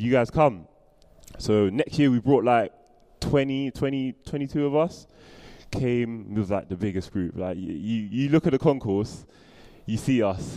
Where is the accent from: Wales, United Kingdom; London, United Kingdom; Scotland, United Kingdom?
London, United Kingdom; I'm from Southeast London and I live in Camberwell